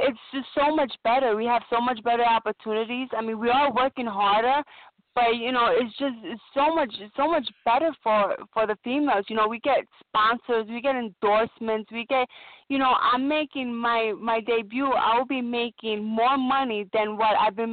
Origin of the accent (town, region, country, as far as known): New York City, New York, United States; born or raised there